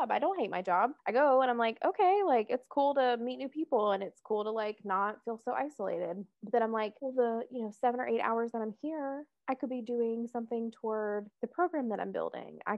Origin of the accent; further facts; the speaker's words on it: the South, United States; If you can tell, I grew up in the South.